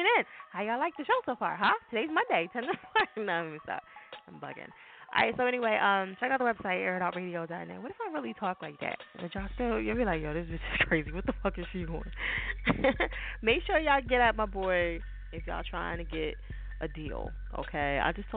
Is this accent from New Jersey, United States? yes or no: yes; New Jersey, United States; I'm from Jersey